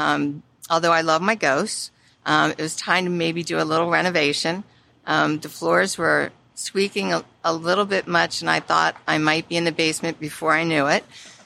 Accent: Prince George's County, Maryland, United States; I was born and raised in Prince George's County

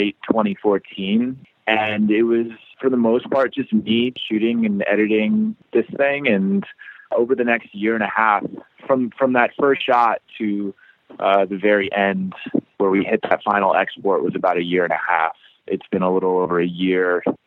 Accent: Annapolis, Maryland, United States; moved away as an adult; also born or lived in New York; now in Baltimore, United States; I grew up in Annapolis, which is like half an hour south

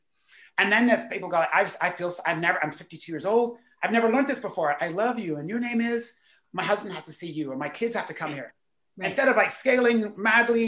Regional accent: Canada; as a Canadian speaker

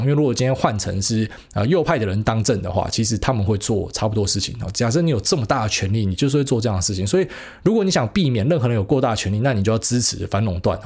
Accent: Taiwan; 我们台湾人

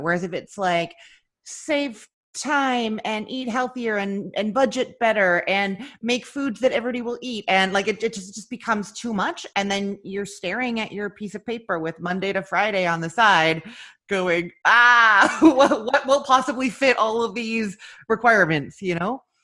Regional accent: Canada; now in Florida, United States; I'm originally from Canada, and now I live in Florida.

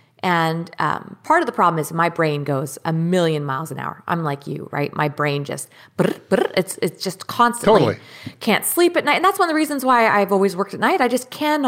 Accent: Canada; because I'm not a citizen here, I'm a Canadian citizen

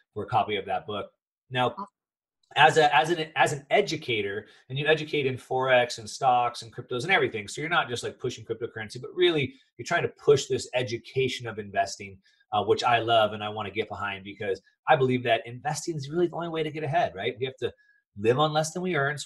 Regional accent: United States; I am from the United States

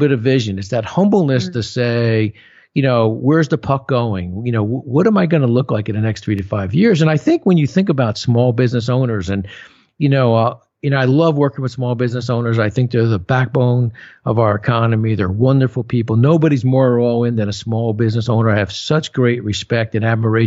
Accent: New Jersey, United States; I'm from Jersey, right? So everybody in Jersey's got a guy

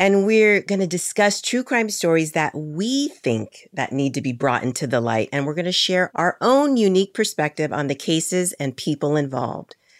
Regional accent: Hawaii, United States; we were growing up in Hawaii

